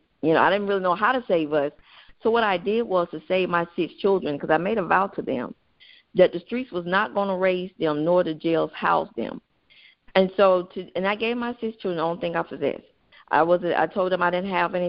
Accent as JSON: {"language": "English", "town": "Atlanta", "region": "Georgia", "country": "United States", "tie": "born or raised there", "said": "born and raised in Atlanta, Georgia"}